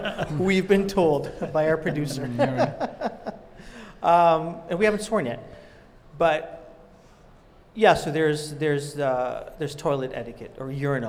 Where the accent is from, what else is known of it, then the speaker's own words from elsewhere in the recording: Toronto, Ontario, Canada; growing up in Scarborough